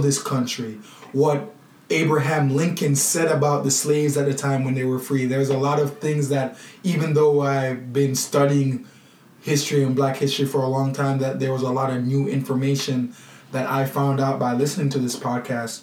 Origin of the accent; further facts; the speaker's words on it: Jamaica; I'm from Jamaica